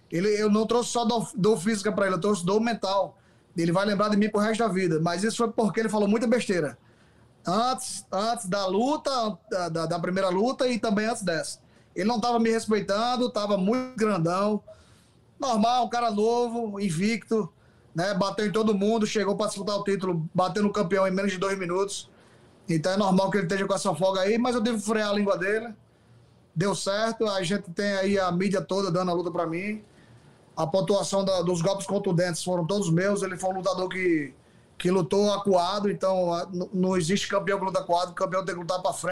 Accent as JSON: {"language": "Portuguese", "region": "Northeast Region", "country": "Brazil", "said": "a gente é do Nordeste, né?"}